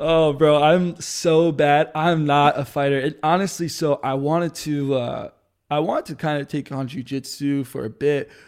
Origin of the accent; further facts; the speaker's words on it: New Jersey, United States; my friends back home growing up in New Jersey. 'Cause I'm an East Coast kid